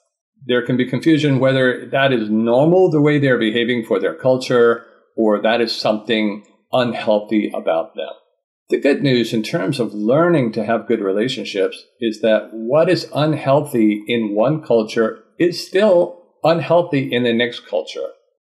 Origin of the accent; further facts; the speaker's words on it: Vermont, United States; now in Georgia, United States; I'm from the USA, I'm from Vermont, and have traveled many places and lived in many places in the United States. Currently, I live in Georgia with my wife from Japan.